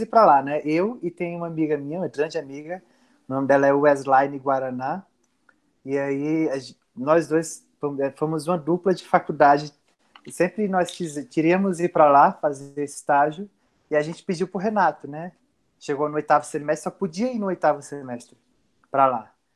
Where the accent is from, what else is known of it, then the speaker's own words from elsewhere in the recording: Afogados da Ingazeira, Pernambuco, Brazil; moved away; eu morava em num povoado próximo a Afogados da Engazeira. Eu nasci em Afogados